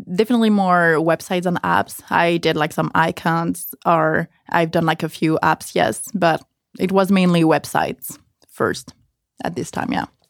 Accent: village near Pau, Nouvelle-Aquitaine, France; moved away as an adult; now in United States; I actually come from a l, really small village, like forty minutes driving from Poe, like south, in, really in the mountains

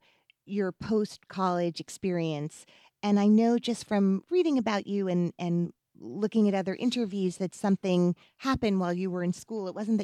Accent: Teaneck, New Jersey, United States; I'm from Teaneck, New Jersey.

